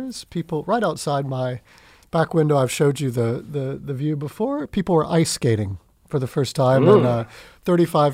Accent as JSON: {"language": "English", "town": "Pensacola", "region": "Florida", "country": "United States", "tie": "born or raised there", "moved": "yes", "said": "Back in my hometown, Pensacola, Florida"}